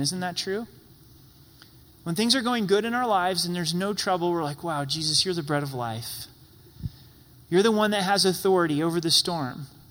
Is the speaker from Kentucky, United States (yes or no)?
no; Southern Oregon, United States; moved away as an adult; also born or lived in Utah / Idaho; now in Colorado, United States; I grew up in Southern Oregon